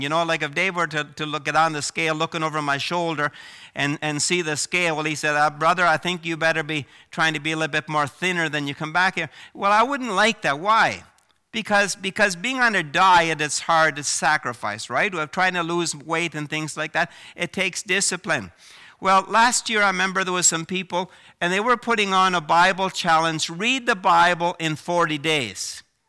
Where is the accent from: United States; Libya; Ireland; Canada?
Canada; Prince Edward Island; moved away as an adult; also born or lived in Vancouver, British Columbia; I grew up in Prince Edward Island